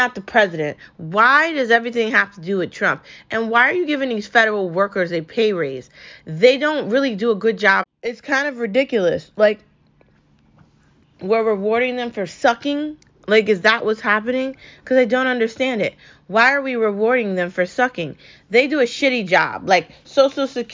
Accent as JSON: {"language": "English", "country": "United States", "tie": "born or raised there", "said": "I was born into this country legally"}